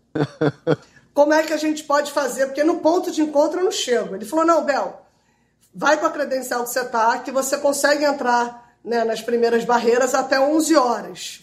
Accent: Rio de Janeiro, Brazil; eu sou do Rio

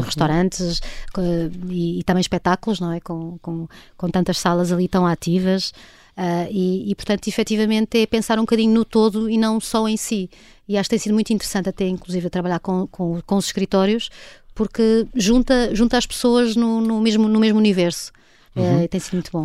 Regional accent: Portugal; also born or lived in Boston; eu sendo portuguesa

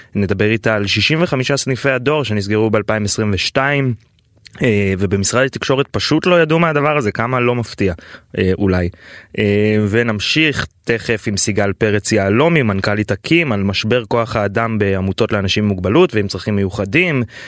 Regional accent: Tel Aviv, Tel Aviv District, Israel; גם בתור תל אביבי

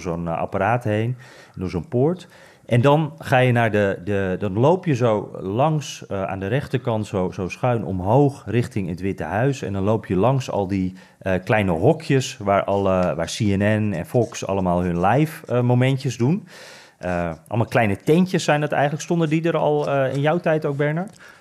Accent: Netherlands; wij als Nederlanders

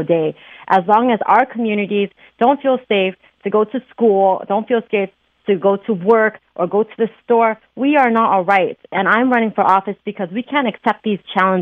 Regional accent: Oakland, California, United States; born and raised in Oakland

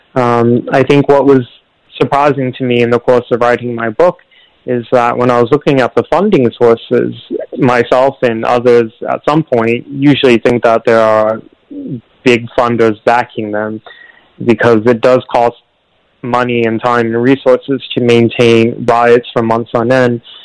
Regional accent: Portland, Oregon, United States; the streets of my hometown, the streets of the of the place that I grew up

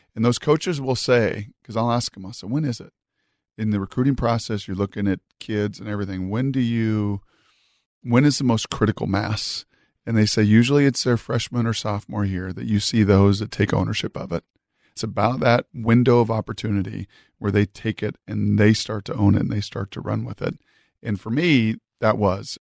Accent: Washington, United States; I grew up in Washington

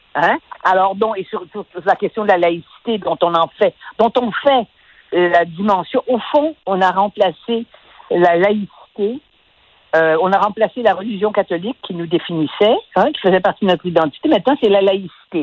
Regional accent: Quebec, Canada; nous, du Québec

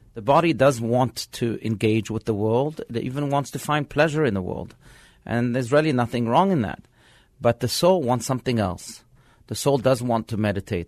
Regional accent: France; now in Scottsdale, United States; I was born in France

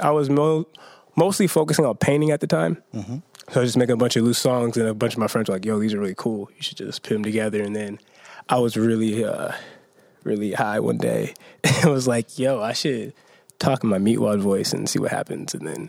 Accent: Spanaway, Washington, United States; now in Seattle, United States; You're saying we're from Spanaway, so there wasn't much outlets to do much stuff.

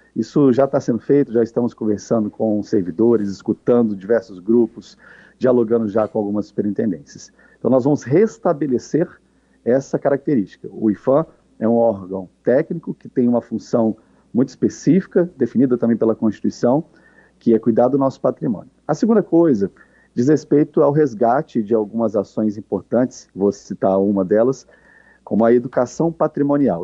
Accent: Brasília, Federal District, Brazil; Eu sou brasiliense, eu cresci aqui na Praça dos Três Poderes

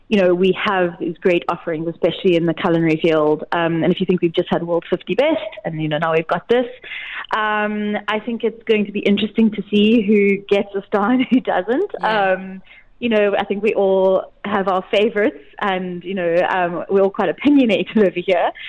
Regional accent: South Africa; as a South African, I can definitely promote that.

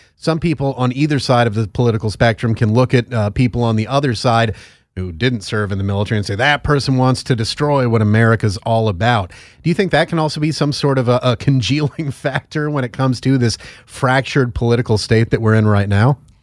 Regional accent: Northeast, United States; I'm from the Northeast

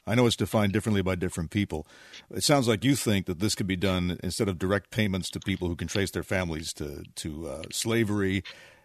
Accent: Westchester, New York, United States; now in Mercer Island, United States; I grew up in Westchester, northern Westchester, where we had great schools at the time.

